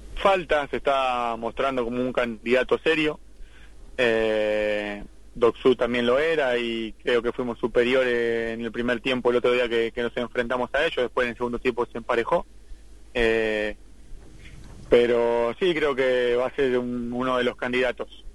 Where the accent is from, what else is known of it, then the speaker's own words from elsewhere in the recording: San Miguel, Buenos Aires Province, Argentina; como soy de San Miguel, de muy lejos de La Ferrere